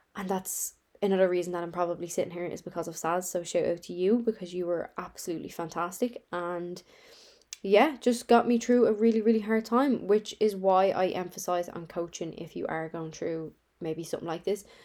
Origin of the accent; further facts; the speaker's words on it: Dublin, Leinster, Ireland; I'm from Dublin, Ireland